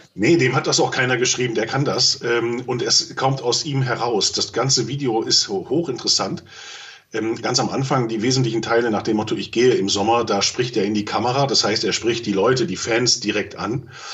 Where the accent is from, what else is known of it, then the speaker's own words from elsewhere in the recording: Germany; wir dürfen auch eins als Deutsche nicht vergessen